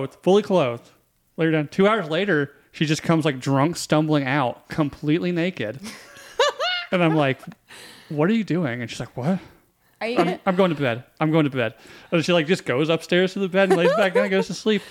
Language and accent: English; North Carolina, United States; now in Iowa, United States; growing up in North Carolina